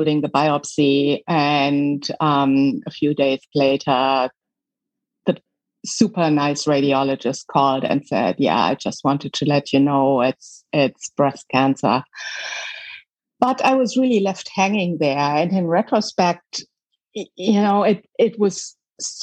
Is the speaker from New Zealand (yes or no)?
no; Germany; moved away as an adult; also born or lived in Michigan, United States; now in United States; I was born in Germany, West Germany at the time, right behind the wall.